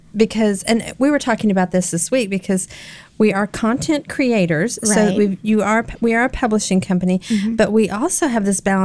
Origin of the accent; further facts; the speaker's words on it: Oklahoma City, Oklahoma, United States; now in Nashville, United States; my hometown of Oklahoma City